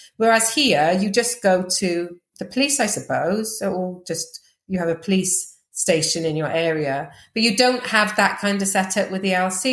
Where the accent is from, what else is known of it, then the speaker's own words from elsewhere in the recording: Wales, United Kingdom; accent: Welsh; moved away as an adult; also born or lived in Uganda; I have got a Welsh accent